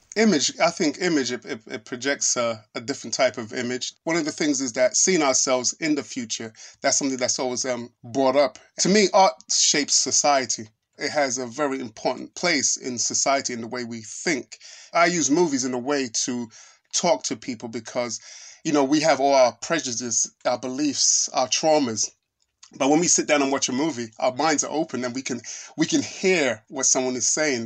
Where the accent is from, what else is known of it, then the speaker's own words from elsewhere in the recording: London, United Kingdom; I'm Nigerian. My family's Nigerian, my parents. I was born in, um, I was born and raised in London